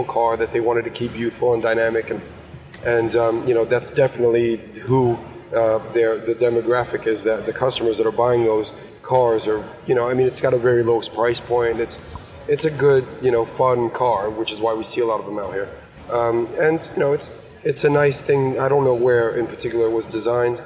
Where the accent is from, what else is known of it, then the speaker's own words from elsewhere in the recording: New York, United States; I grew up in New York